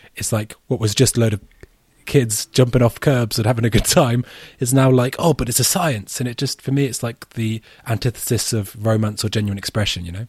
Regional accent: United Kingdom; as a Brit

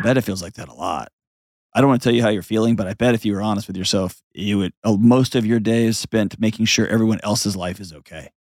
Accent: Houston, Texas, United States; moved away; my hometown, home of the Houston Astros

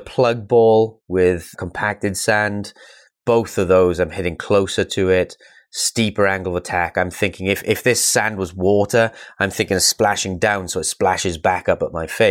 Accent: United Kingdom; being a British player

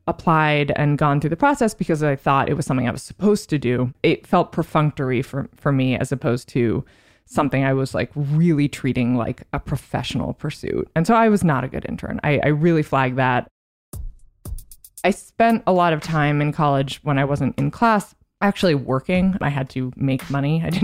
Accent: Vancouver, British Columbia, Canada; moved away as an adult; now in New York, United States; I grew up in Vancouver, Canada, until I was 18, and then I moved to New York.

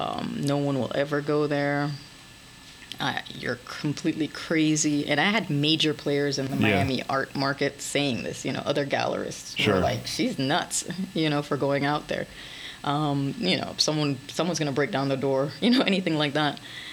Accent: France; moved away; Well, no. 2006 is when I came here from France.

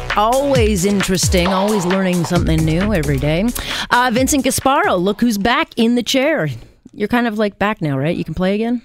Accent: Canada; I'm Canadian first

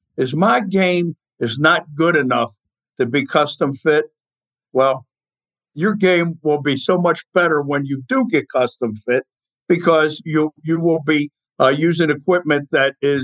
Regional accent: Baltimore, Maryland, United States; I'm from Charm City

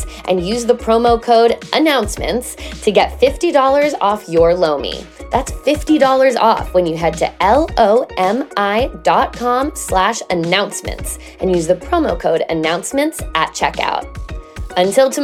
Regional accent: United States; As an American

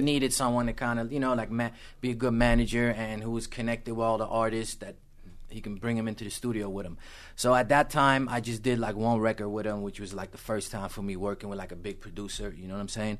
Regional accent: Amsterdam, North Holland, Netherlands; moved away; also born or lived in Los Angeles, California, United States; I grew up in Amsterdam in the Netherlands

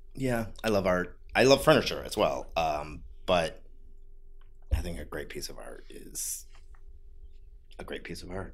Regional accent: Ohio, United States; moved away; also born or lived in San Francisco; I'm from the Midwest. I'm from Ohio.

